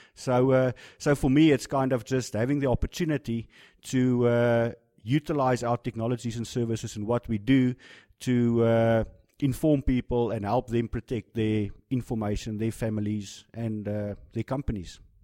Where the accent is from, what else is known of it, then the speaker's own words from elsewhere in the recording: South Africa; being a South African